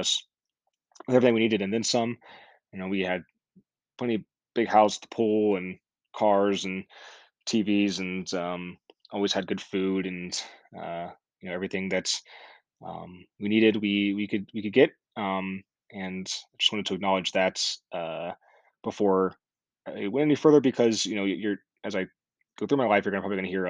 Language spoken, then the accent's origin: English; Myrtle Beach, South Carolina, United States; I was born on October 11th, 1992, in Myrtle Beach, South Carolina.